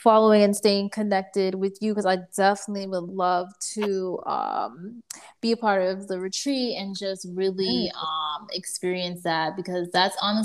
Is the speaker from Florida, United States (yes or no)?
yes; Miami, Florida, United States; moved away as an adult; also born or lived in New York; I was born in Miami and, like, raised there